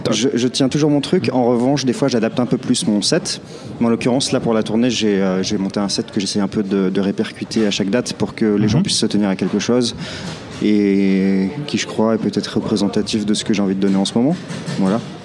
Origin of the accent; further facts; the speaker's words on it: Clermont-Ferrand, Auvergne-Rhône-Alpes, France; à Clermont-Ferrand, mhm. dans ma ville natale